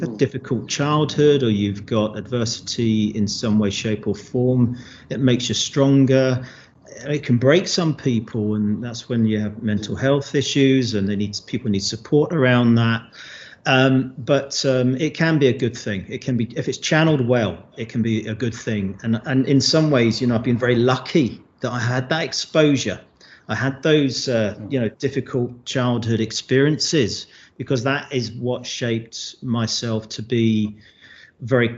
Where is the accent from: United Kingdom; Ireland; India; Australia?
United Kingdom; London; moved away as an adult; also born or lived in Glasgow, Scotland; now in Scotland; I'm from London